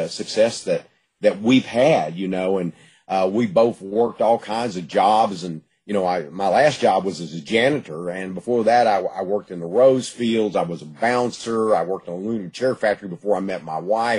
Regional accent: Gladewater, Texas, United States; I was born in Gladewater and lived in the East Texas area all my life.

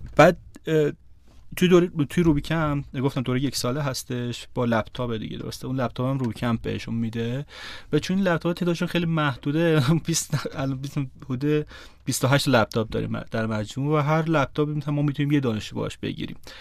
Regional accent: Iran; من تو روستا بزرگ شدم

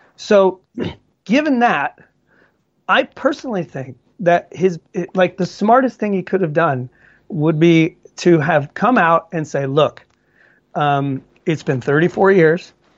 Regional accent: Georgia, United States; moved away as an adult; now in Sweden; in Georgia, my home my home state where I grew up.

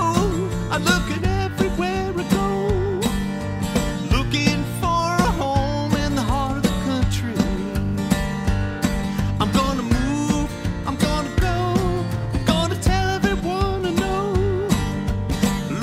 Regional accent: San Jose, California, United States; I grew up in San Jose, Silicon Valley

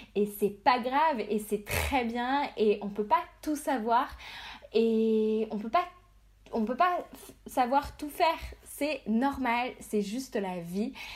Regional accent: Brittany, France; je suis bretonne

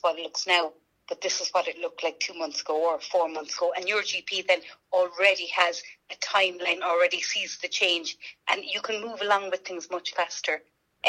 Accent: Ireland; we as Irish people with fair skin

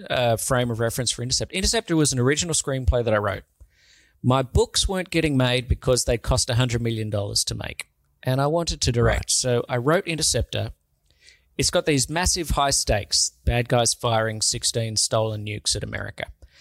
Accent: Sydney, New South Wales, Australia; born or raised there

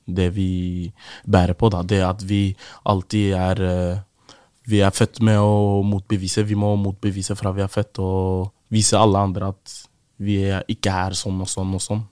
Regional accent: Oslo, Norway; å vokse opp i Groruddalen

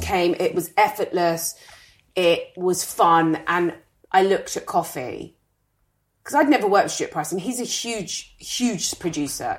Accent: United Kingdom; as a British person

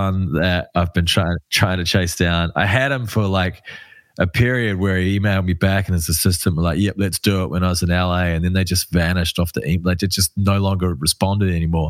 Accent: Wellington, New Zealand; moved away; I'm from Wellington.

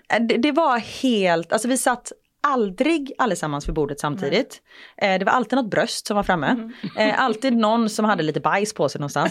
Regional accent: Gothenburg, Västra Götaland, Sweden; moved away as an adult; När jag bodde i Göteborg, jag mm. var ju 21 när jag flyttade därifrån

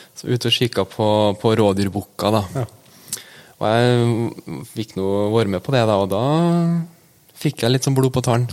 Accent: Ytterøy, Trøndelag, Norway; Jeg er 24 år og født og oppvokst på Ytterøya

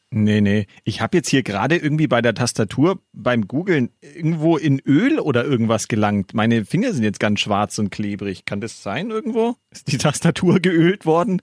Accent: Gilching, Bavaria, Germany; in, in, in Gilching, da wo ich herkomme hier

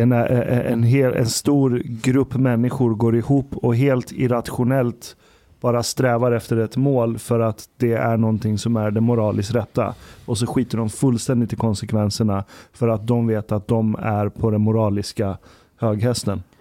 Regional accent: Stockholm, Stockholm County, Sweden; moved away as an adult; also born or lived in Uppsala; Vi var ju minoritet stockholmare i vår klass

